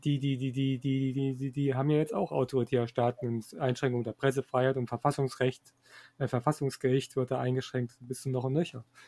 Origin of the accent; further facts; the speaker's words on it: Germany; wir als Deutsche